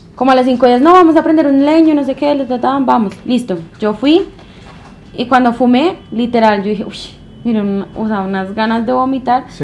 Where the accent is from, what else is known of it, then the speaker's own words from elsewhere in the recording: Bogotá, Colombia; accent: rola; also born or lived in Medellín; Y yo, de Bogotá